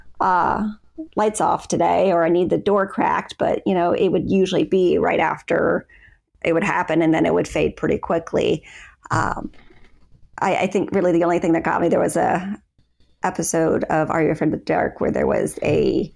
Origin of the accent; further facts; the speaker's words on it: Florida, United States; I was born and raised in Florida